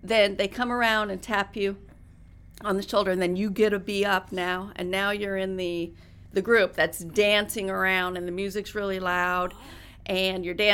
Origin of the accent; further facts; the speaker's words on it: Reno, Nevada, United States; moved away as an adult; also born or lived in Washington / New Mexico / New York City; I grew up in Reno, so we had horses and motorcycle